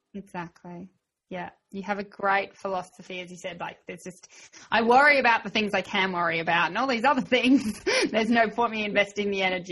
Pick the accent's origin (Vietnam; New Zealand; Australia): Australia; I'm Aussie